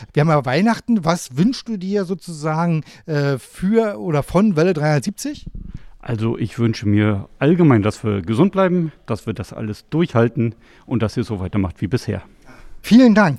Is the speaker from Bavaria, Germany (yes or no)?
no; Grabow, Mecklenburg-Vorpommern, Germany; Ich komme aus Grabo in Mecklenburg.